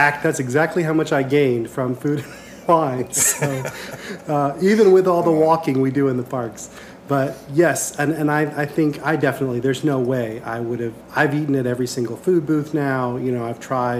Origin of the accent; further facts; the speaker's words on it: Charleston, South Carolina, United States; moved away as an adult; now in Orlando, United States; I grew up in Charleston, South Carolina